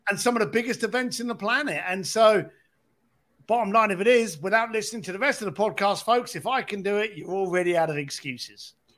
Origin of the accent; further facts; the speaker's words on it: London, United Kingdom; growing up in East London on a building site